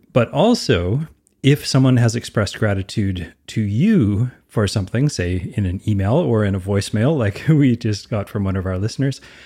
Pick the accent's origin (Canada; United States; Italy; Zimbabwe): Canada; I'm Canadian